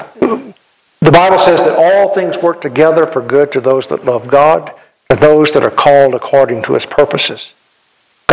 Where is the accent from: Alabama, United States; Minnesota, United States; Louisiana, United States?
Louisiana, United States; Ascension Parish; When I was growing up, I was from Ascension Parish in Louisiana